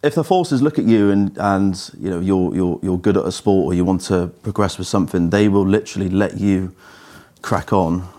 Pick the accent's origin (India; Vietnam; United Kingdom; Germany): United Kingdom; Cheltenham, South West England; I grew up in Cheltenham